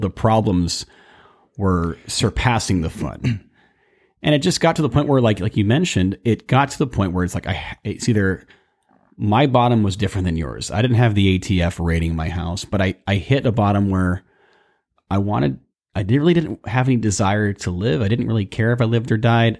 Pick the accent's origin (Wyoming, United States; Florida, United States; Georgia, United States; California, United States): California, United States; Burbank; I was raised in Burbank, California, and, you know, grew up in the suburbia